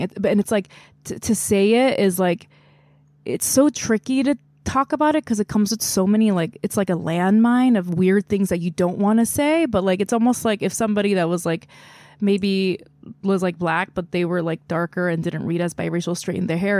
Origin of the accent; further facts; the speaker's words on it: South Korea; moved away as an adult; now in United States; I grew up in Korea, I was born there